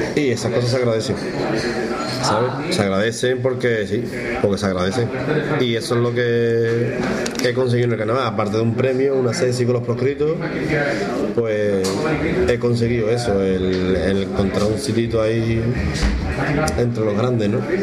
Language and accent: Spanish; Cádiz, Andalusia, Spain; como decimos que en Cádiz